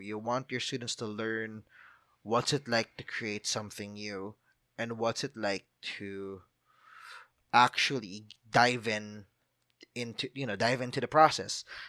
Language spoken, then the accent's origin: English; Philippines; I'm a Filipino